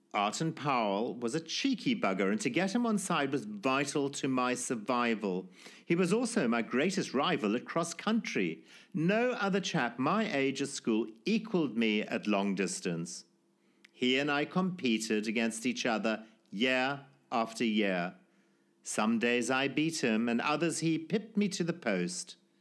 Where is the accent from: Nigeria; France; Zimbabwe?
Zimbabwe; born or raised there